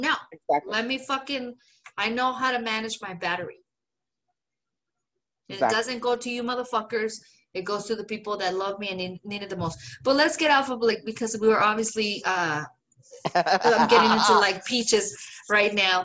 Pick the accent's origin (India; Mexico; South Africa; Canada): Mexico; English is a second language; moved away; a woman, a Mexican, a lesbian